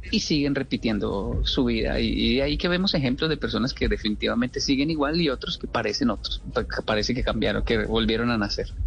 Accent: Colombia; moved away; yo crecí viendo en Latinoamérica donde decíamos wow es que tiene un carácter fuertísimo o como decimos en Colombia volado

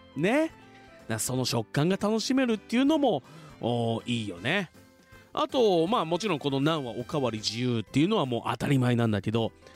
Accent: Fuji, Shizuoka, Japan; 生まれも育ちも静岡県富士市

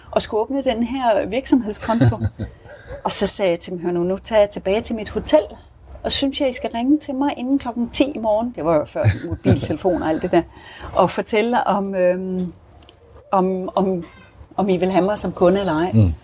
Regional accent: Denmark; now in South Africa; vi har det i Danmark

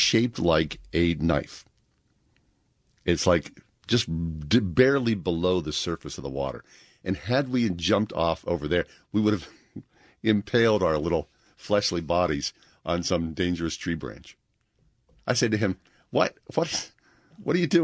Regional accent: Swissvale, Pennsylvania, United States; we grew up in Swissvale.

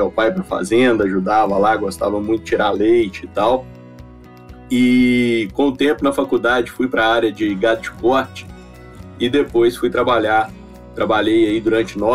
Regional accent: Minas Gerais, Brazil; É, eu sou de Minas, né? Eu sou, sou mineiro e formei aqui na UFMG em 2004.

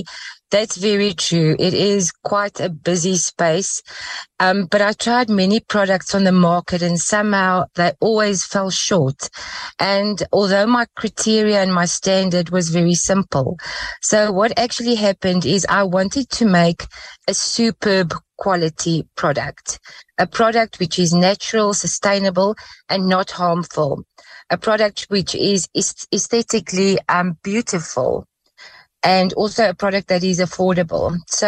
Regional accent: South Africa; Yes, as every South African girl, I did grow up with potpourri.

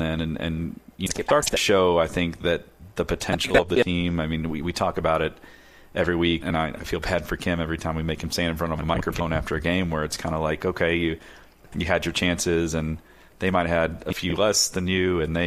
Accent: Louisville, Kentucky, United States; Growing up in Louisville

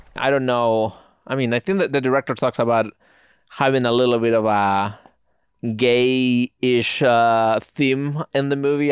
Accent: Spain; now in United States; I grew up in Spain.

